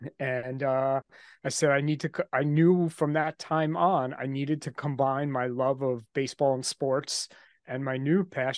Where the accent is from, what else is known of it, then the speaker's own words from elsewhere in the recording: New York, United States; I'm from New York, just outside Manhattan. I grew up here and I live here now.